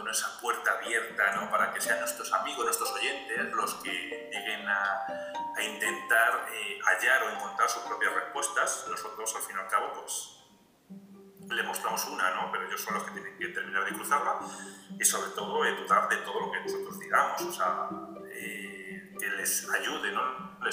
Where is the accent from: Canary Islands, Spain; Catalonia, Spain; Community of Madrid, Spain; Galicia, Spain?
Community of Madrid, Spain; Madrid; soy de España, ¿no? de Madrid, exactamente.